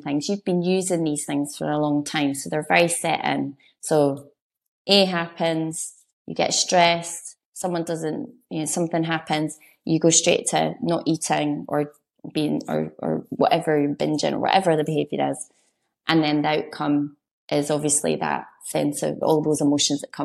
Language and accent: English; Edinburgh, Scotland, United Kingdom; I'm from Edinburgh, so I'm not a country girl